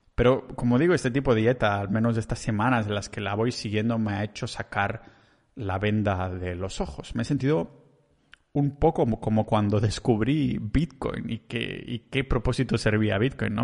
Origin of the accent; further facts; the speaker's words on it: Catalonia, Spain; accent: Catalan; solo soy un catalán que el acento se me pone mucho de por medio